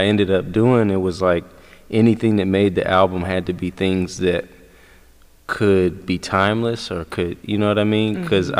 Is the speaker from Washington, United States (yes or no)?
yes; Seattle, Washington, United States; moved away as an adult; now in New York, United States; I'm from Seattle.